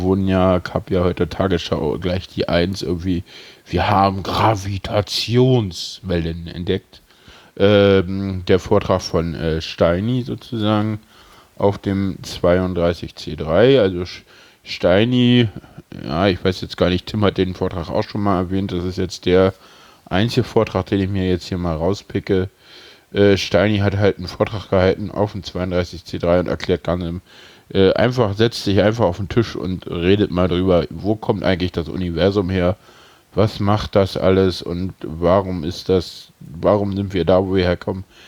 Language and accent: German; Berlin, Germany; Ich bin Urberliner, ich bin hier geboren.